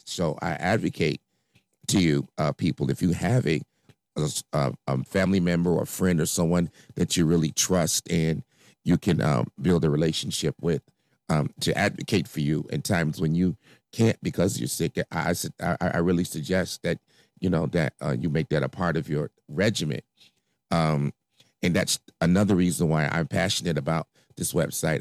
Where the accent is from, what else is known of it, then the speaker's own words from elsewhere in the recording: Chicago, Illinois, United States; I grew up in Inglewood, uh, south side of Chicago